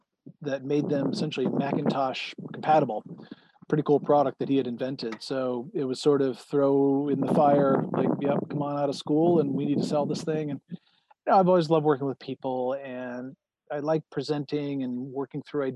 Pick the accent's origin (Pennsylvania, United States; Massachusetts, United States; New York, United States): New York, United States; Central; moved away as an adult; also born or lived in Manhattan / Cooperstown; Grew up in Central New York, spent a lot of time in Manhattan and downstate, as we call it